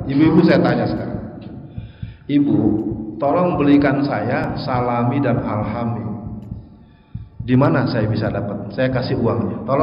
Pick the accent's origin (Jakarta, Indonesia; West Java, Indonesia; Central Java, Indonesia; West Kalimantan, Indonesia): Jakarta, Indonesia; born there; Tenang Pak, saya bisa bahasa Padang Pak, walaupun saya lahir di Betawi.